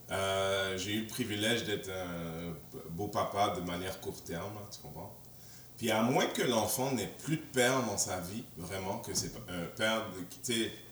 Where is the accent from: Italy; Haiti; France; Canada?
Haiti; non, c'est ça, pas, que je pense que tu sois malhonnête, mais on est haïtien.